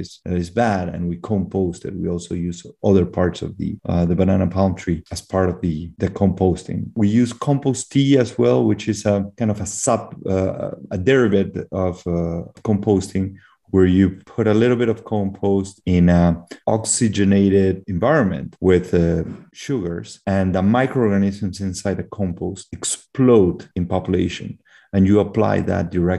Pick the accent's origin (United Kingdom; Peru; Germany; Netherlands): Peru; moved away as an adult; also born or lived in Belgium / Canada; I grew up in Peru. I spent most of my life here, except for 1 year where I lived in Belgium when I was very, very young